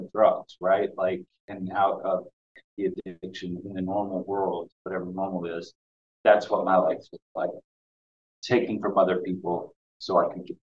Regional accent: the South, United States; also born or lived in Boston, United States; now in Providence, United States; growing up in the South, in a small town of about 1,600 people

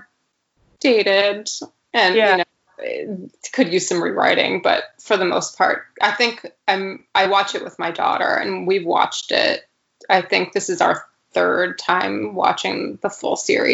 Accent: Woodbury, Connecticut, United States; also born or lived in Providence, Rhode Island; growing up, my hometown is Woodbury, Connecticut.

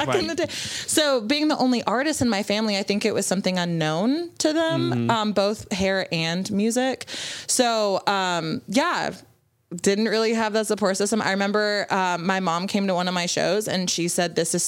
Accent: Canada; I'm also Canadian

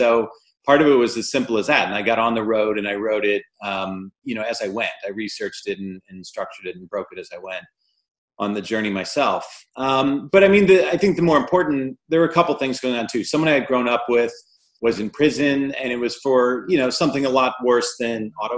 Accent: Midwest, United States; I grew up in the Midwest, and I think, you know, father-sons especially tend to be more reserved in general and in that part of the country, I think, especially.

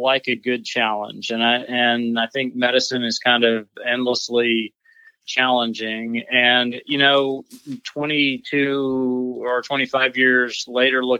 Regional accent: Texas, United States; also born or lived in North Carolina; come back to my home state of Texas

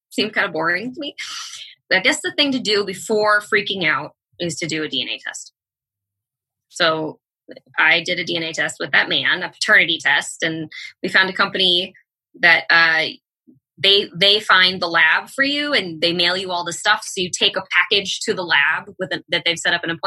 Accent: Bay Area, Northern California, United States; now in Los Angeles, United States; I grew up in Northern California in the Bay Area

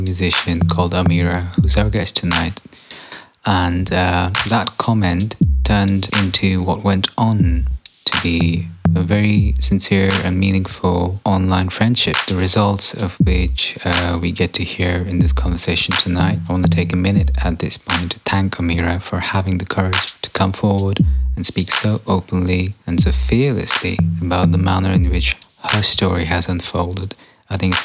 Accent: Germany; I'm German

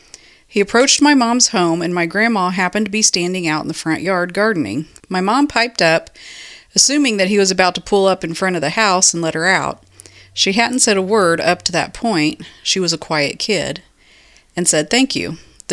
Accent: West Coast, United States; I'm from the West Coast.

